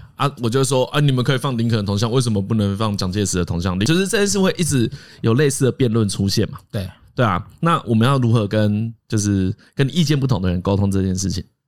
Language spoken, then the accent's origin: Chinese; Taiwan; 我们台湾人